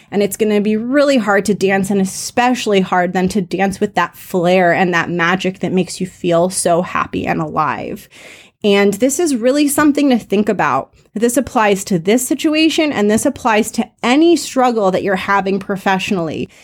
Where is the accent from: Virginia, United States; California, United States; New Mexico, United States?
California, United States; Los Angeles; accent: Valley Girl; I grew up in sunny Los Angeles, and sometimes I talk like a valley girl